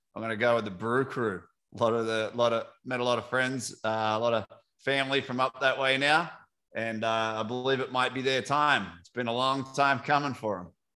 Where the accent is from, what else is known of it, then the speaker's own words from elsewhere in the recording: Tampa Bay, Florida, United States; my hometown roots here uh, from the Rays